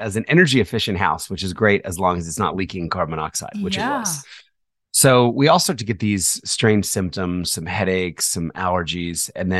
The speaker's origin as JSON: {"language": "English", "region": "New Jersey", "country": "United States", "tie": "born or raised there", "also_born_or_lived": "Philadelphia", "said": "I was born in Philadelphia. Okay. And then when I was 4, my parents moved to South Jersey."}